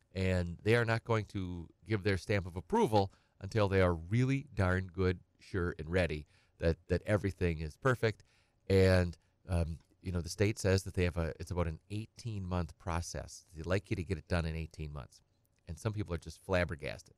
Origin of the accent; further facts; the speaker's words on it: Edgar, United States; I'm from Edgar. I grew up on a little small hobby farm